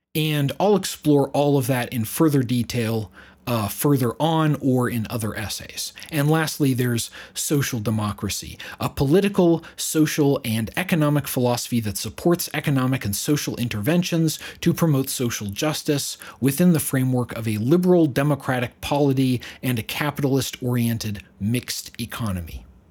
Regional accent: United States; I'm an American myself

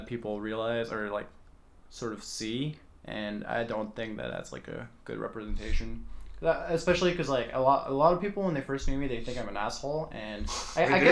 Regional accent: France; moved away; the people that I grew up with in France

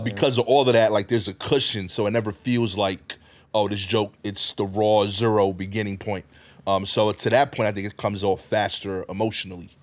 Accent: New York City, New York, United States; I'm from East New York

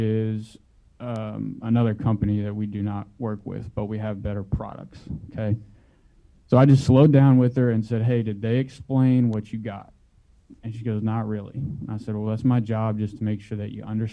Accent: Houston, Texas, United States; I am from Houston, Texas, and have been here just over 5 years

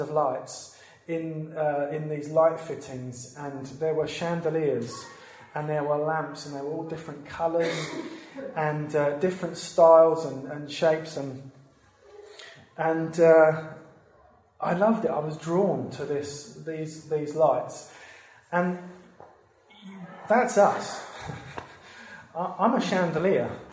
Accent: Brentwood, East of England, United Kingdom; I grew up in Brentwood

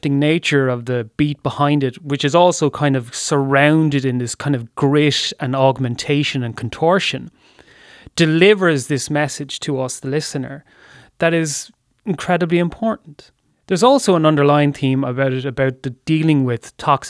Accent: Waterford, Munster, Ireland; I grew up not in Dublin, but in Waterford, in similar circumstances

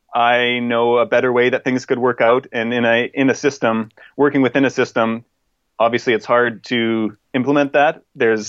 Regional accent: Canada; moved away as an adult; now in England, United Kingdom; I am originally from Canada. Well, I guess I'm still from Canada.

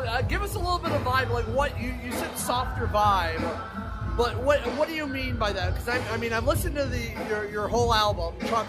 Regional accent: Akron, Ohio, United States; Akron, which is actually in my hometown.

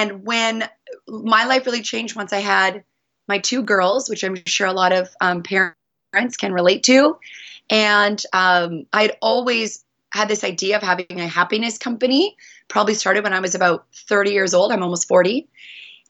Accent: Northern British Columbia, Canada; moved away as an adult; also born or lived in Honolulu; I was born and raised in Northern Canada in British Columbia

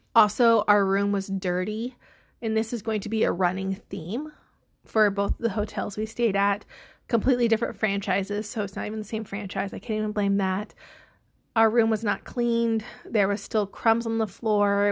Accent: the Midwest, Illinois, United States; we are from the Midwest

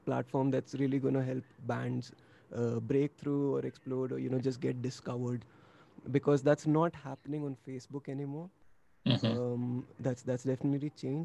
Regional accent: New Delhi, Delhi, India; we're basically an Indian folk metal band, if you may, from New Delhi, India.

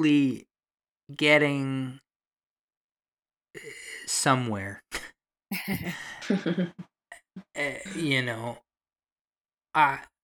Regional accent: Toronto, Ontario, Canada; I've only majorly lived in Toronto my whole life

